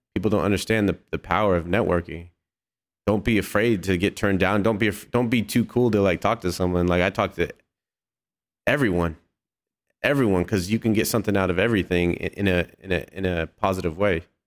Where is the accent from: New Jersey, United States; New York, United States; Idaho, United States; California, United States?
California, United States; hometown about an hour from Berkeley; Berkeley," which was, like, an hour away from my hometown